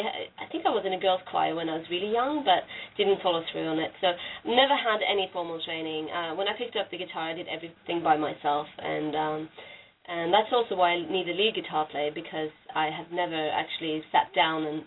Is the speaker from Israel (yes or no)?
no; Norway; moved away as an adult; also born or lived in Australia; now in Philadelphia, United States; I grew up in Norway in a family that didn't really have much exposure to music.